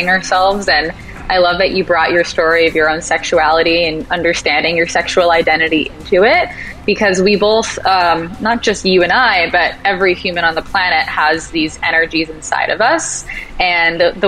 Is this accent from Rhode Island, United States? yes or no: yes; Rhode Island, United States; moved away as an adult; now in Los Angeles, United States; I'm originally from Rhode Island